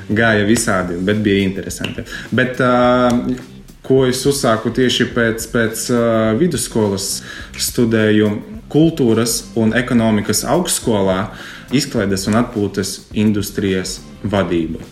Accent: Preiļi, Latgale, Latvia; Esmu no Preļiem, no supermazas eh, foršas pilsētiņas, kuras ļoti mīlu.

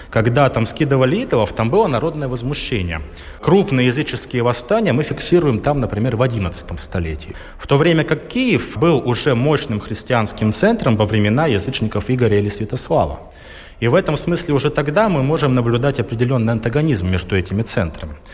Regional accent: Chita, Zabaykalsky Krai, Russia; moved away; also born or lived in Saint Petersburg; я урожденный забайкалец, я родился, вырос в Чите, в Забайкалье.

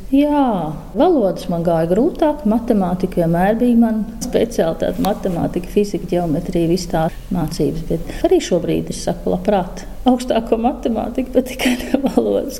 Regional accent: Drusti, Vidzeme, Latvia; also born or lived in Lielstraupe; now in Straupe, Latvia; es vienmēr nāku no drustiem no Gatārtas.

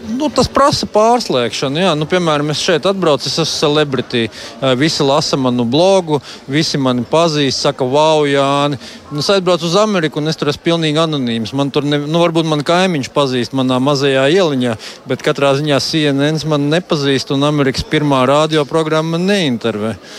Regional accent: Latvia; moved away as an adult; now in Denver, United States; es jau esmu dzimis audzis Latvijā

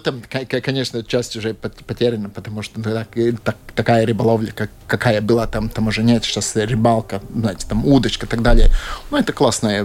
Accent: Latvia; Russian is a second language; also born or lived in Latgale / Kurzeme / Riga area; я типичный латыш. То есть, э, одна часть меня из Латгалии, Балвы

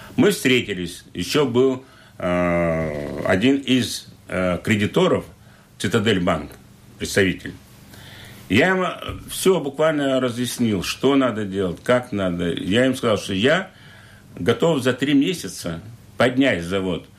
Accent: Liepāja, Latvia; я родом из Лепы. Мои, я, мои родители 17, 17 столетия здесь живут, предки

